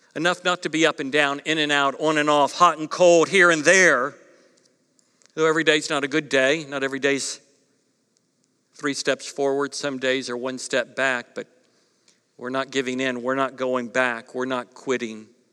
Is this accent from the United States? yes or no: yes; East Coast, United States; moved away; growing up on the East Coast